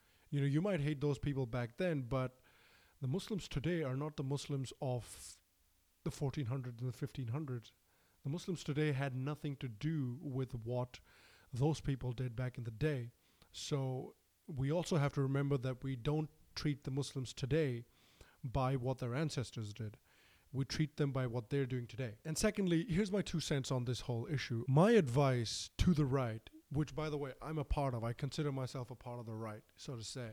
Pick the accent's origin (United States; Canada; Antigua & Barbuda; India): India; Bihar; I am from Bihar.